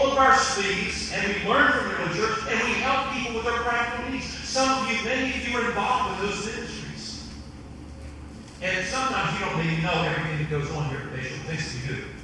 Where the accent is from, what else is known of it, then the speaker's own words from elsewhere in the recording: Western Sussex County, Eastern Shore, Delaware, United States; I'm from the Eastern Shore. I'm from Western Sussex County.